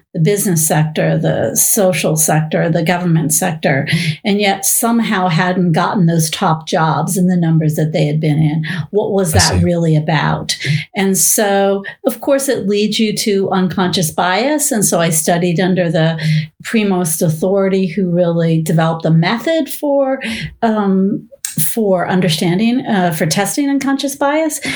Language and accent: English; Bay Area, California, United States; I was born in the Bay Area before it was Silicon Valley